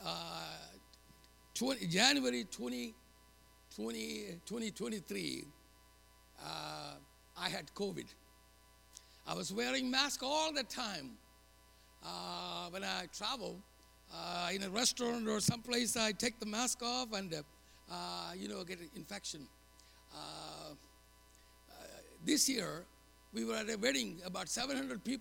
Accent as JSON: {"language": "English", "country": "India", "moved": "as an adult", "lives_now": "United States", "said": "I'm going back to India"}